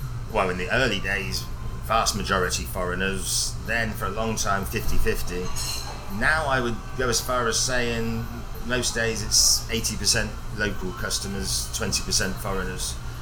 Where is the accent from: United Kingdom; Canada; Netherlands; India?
United Kingdom; England; now in Taiwan; I'm English, pale skinned, not used to this fierce heat.